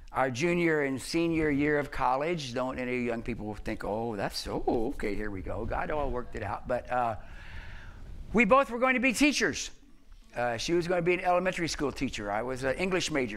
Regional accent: the South, United States; I grew up in the South

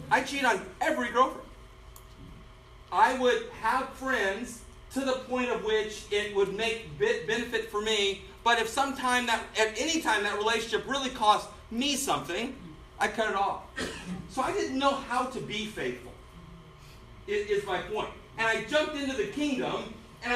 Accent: Denver, Colorado, United States; I was born and raised in Denver, Colorado, converted there.

